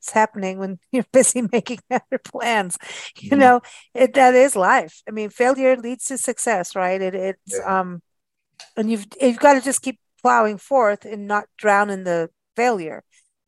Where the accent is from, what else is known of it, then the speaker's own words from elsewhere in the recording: South Africa; moved away; I was raised in South Africa